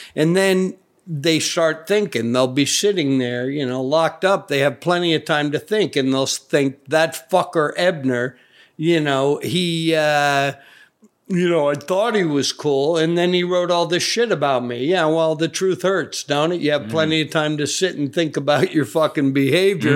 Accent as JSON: {"language": "English", "town": "Providence", "region": "Rhode Island", "country": "United States", "tie": "born or raised there", "said": "I grew up in Providence, Rhode Island, the original crime town"}